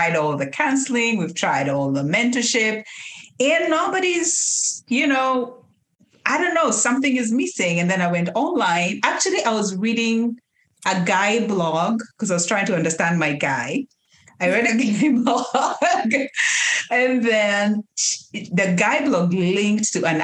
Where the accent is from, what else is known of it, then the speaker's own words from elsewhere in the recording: Kenya; moved away as an adult; now in United States; We are not born and raised in the U.S. We are Kenyans. We grew up raised in Kenya